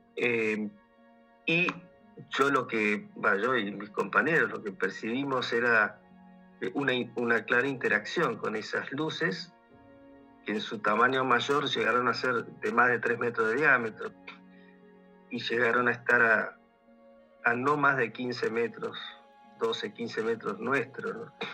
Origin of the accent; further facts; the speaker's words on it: Buenos Aires, Argentina; moved away as an adult; now in Mendoza, Argentina; soy oriundo de Buenos Aires, pero vivo hace casi 20 años en Mendoza, en la región de Cuyo, en Argentina